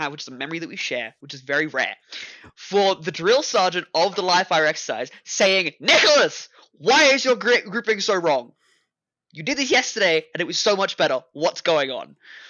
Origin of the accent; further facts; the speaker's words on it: Australia; where I don't look like this, where I'm not Australian, where I have...